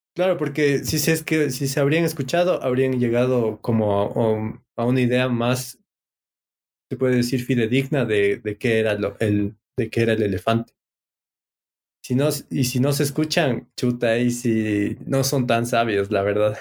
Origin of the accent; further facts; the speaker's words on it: Ecuador; soy de Ecuador, mire mi cédula